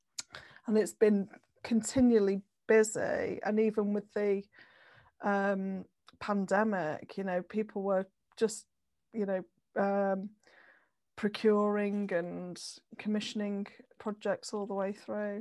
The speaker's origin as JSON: {"language": "English", "town": "Manchester", "region": "North West England", "country": "United Kingdom", "also_born_or_lived": "Leeds", "said": "I came back to Manchester because I'm from Manchester originally"}